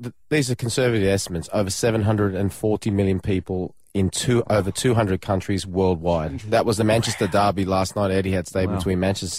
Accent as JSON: {"language": "English", "country": "Australia", "said": "always mainly directed towards being Australian."}